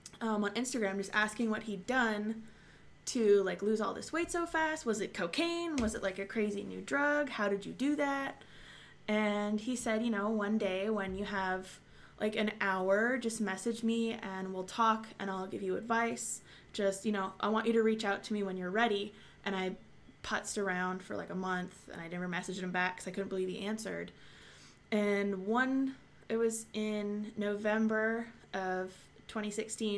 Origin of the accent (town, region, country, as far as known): Montreal, Quebec, Canada; born or raised there